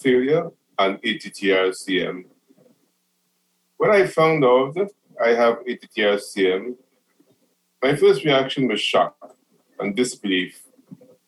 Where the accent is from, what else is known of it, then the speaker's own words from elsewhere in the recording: Trinidad & Tobago; moved away as an adult; now in New Orleans, United States; am originally from Trinidad and Tobago, which is a small country in the Caribbean